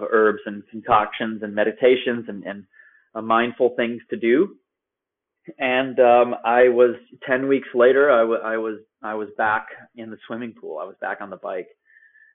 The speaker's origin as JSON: {"language": "English", "town": "Chicago", "region": "Illinois", "country": "United States", "tie": "born or raised there", "also_born_or_lived": "Vienna, Austria / Prague, Czech Republic", "moved": "as an adult", "said": "I was born in Chicago and pretty flat land there"}